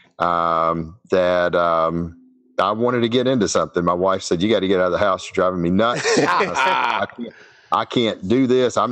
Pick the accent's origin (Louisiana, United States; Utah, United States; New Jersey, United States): Louisiana, United States; Shreveport; I'm from Shreveport, Louisiana. I've been down here pretty much all my entire life.